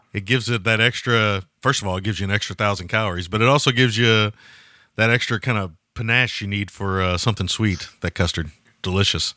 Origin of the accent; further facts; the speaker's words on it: United States; I'm American.